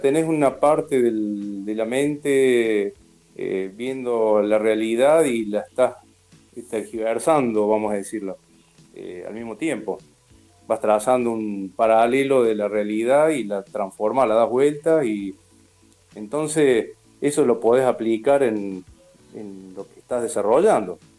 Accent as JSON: {"language": "Spanish", "town": "Río Tercero", "region": "Córdoba", "country": "Argentina", "tie": "born or raised there", "also_born_or_lived": "Río Cuarto", "said": "yo soy fui adoptado de, de, chiquito, por eso nací en Río Cuarto y, los dos años ya viví en Río Tercero"}